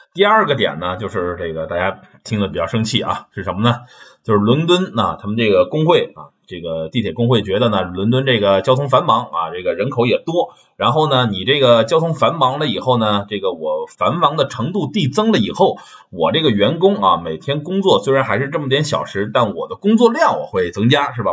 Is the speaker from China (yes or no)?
yes; China; also born or lived in Sheffield, United Kingdom; now in United Kingdom; 我们中国人